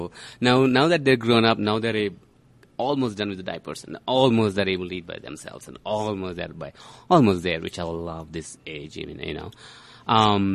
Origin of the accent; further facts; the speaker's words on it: India; now in Denver, United States; I'm an Indian.